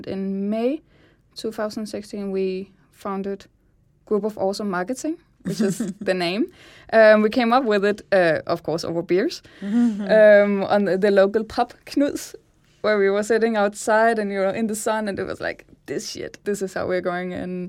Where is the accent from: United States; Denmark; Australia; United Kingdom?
Denmark; Zealand; Well, I am from Sjælland originally, and I traveled to Kolding to study design on SDU.